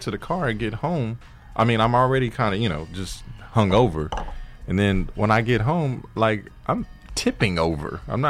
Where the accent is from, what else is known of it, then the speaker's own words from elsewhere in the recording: Inglewood, California, United States; when I was a little kid growing up in Inglewood. So I grew up on the intersection of Manchester and Fifth Avenue.